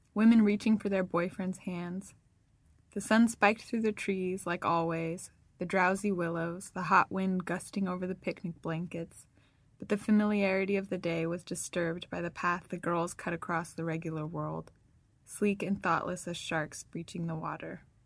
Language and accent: English; Northern California, United States; I'm from California, Northern California especially